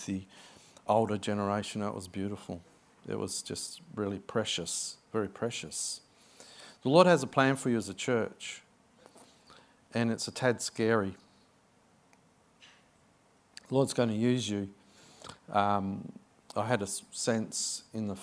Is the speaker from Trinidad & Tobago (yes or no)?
no; Adelaide, South Australia, Australia; moved away as an adult; now in Sydney, Australia; This is my hometown. I was born in Adelaide. I grew up in Adelaide, not far from you guys. And I moved to Sydney